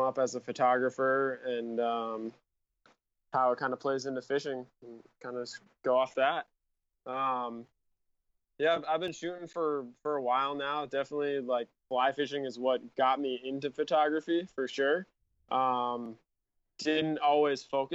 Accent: Rhode Island, United States; moved away as an adult; now in San Diego, United States; I grew up in Rhode Island and started shooting there, and I grew up on a lake

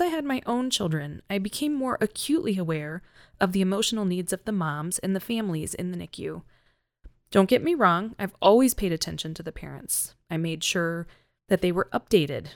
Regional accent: North Carolina, United States; moved away as an adult; also born or lived in Minnesota; now in Colorado, United States; I'm originally from North Carolina.

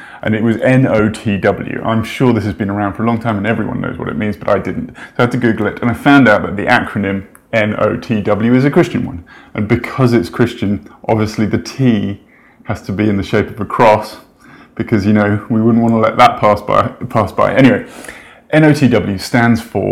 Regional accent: United Kingdom; I'm British

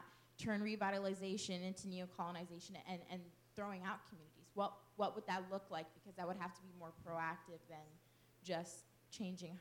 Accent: Brooklyn, New York, United States; moved away; I'm originally from Brooklyn

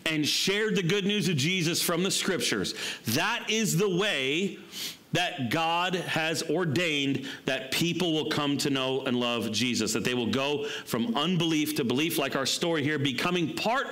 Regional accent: United States; I'm American

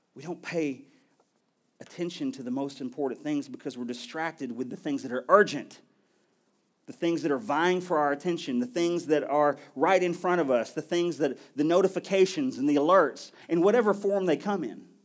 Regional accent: United States

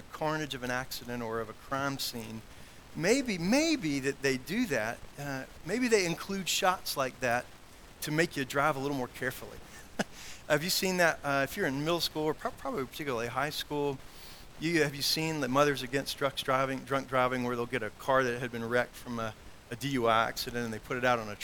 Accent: South Carolina, United States; now in Roanoke, United States; where I grew up in South Carolina

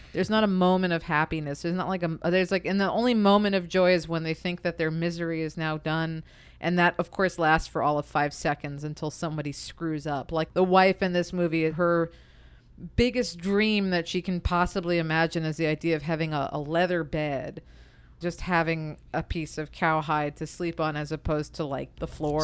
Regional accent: United States; me as an American

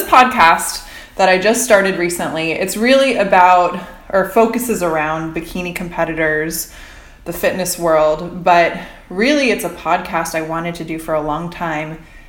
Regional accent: rural Indiana, United States; we're both from Indiana. Yep. We both grew up in the rural Midwest.

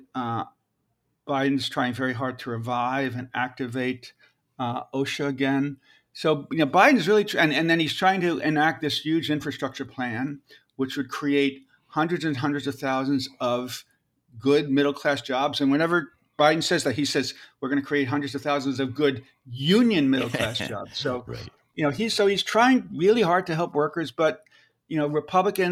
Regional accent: New York, United States; I'm from New York

